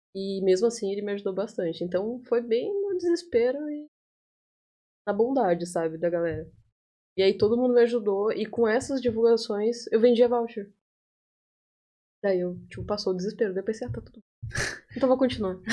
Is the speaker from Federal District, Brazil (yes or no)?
no; interior of Rio Grande do Sul, Brazil; moved away as an adult; also born or lived in Porto Alegre, Brazil / Itaqui, Brazil; Eu sou do bem do interior do Rio Grande do Sul. Antes, antes de eu vir para cá, eu morei em Porto Alegre por cinco anos